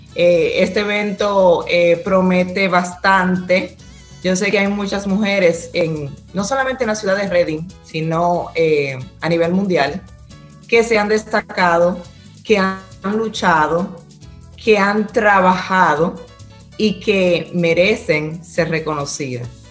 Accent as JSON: {"language": "Spanish", "region": "La Vega", "country": "Dominican Republic", "tie": "born or raised there", "moved": "yes", "lives_now": "Pennsylvania, United States", "said": "nací en Burende, la Vega"}